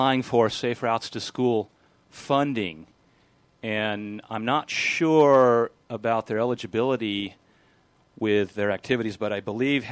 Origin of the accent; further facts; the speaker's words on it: Torrance, California, United States; I grew up in Los Angeles, the South Bay, Torrance area